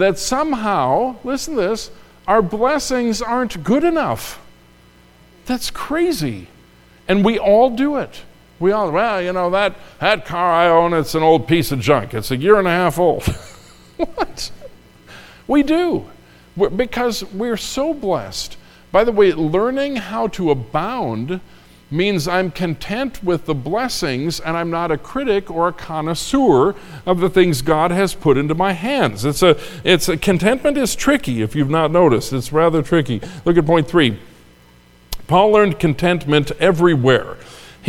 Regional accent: Minnesota, United States; now in Indiana, United States; I grew up in Minnesota with a young evangelist, Dwight Smith

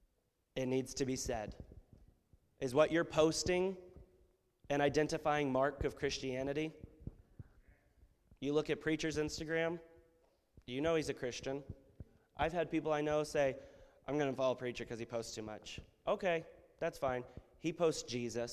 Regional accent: United States; We as Americans

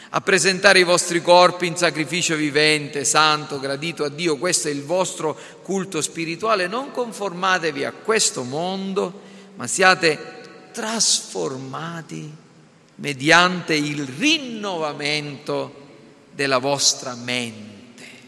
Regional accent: Sicily, Italy; da siciliani

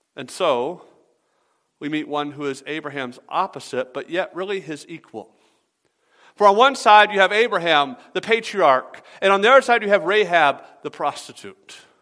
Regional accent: the South, United States; I'm from the South

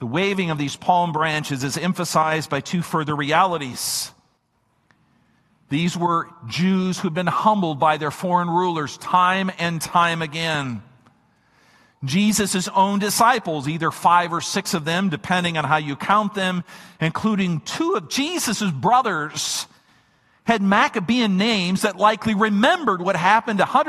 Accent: Minnesota, United States; my home state of Minnesota

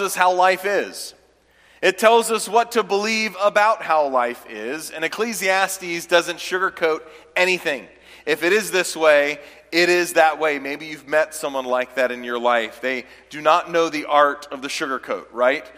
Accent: Clemson, South Carolina, United States; I was born and raised in Clemson, South Carolina

